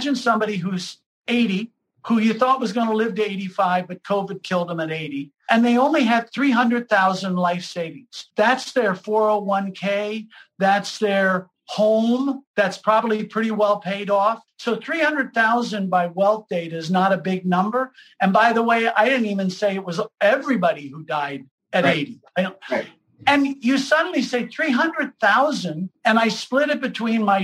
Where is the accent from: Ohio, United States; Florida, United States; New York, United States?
Ohio, United States; Lima; I grew up in Lima, Ohio.